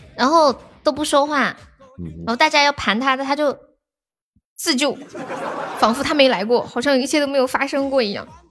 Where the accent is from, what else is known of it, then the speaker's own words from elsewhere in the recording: Nanchong, Sichuan, China; 我是南充的